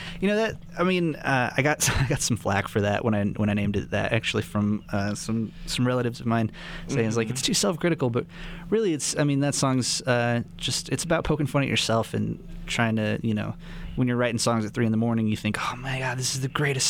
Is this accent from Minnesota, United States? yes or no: no; Silver City, New Mexico, United States; now in Albuquerque, United States; Indeed, I am from New Mexico. Yeah, I'm originally from Silver City, New Mexico, but I live in Albuquerque now.